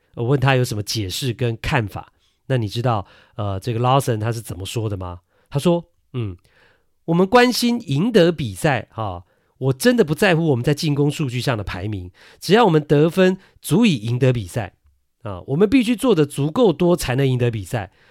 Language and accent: Chinese; Taiwan; also born or lived in Kinmen; 我是爸爸妈妈都金门人啊，我也是在金门出生的。但是呢，出生没多久之后呢，就来到了台湾。 所以呢，呃，我是在台湾学说话的，不是在金门